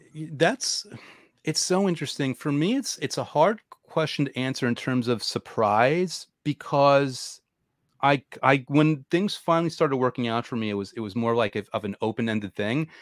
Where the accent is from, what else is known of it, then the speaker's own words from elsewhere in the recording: New York, United States; I'm a New Yorker